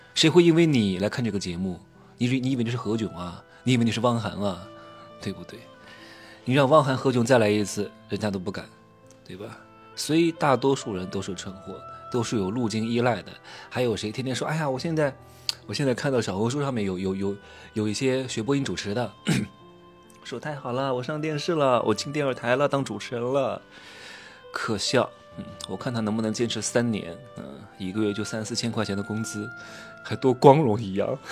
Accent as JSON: {"language": "Chinese", "town": "Wuhu", "region": "Anhui", "country": "China", "tie": "born or raised there", "moved": "yes", "said": "我回到我老家安徽五虎"}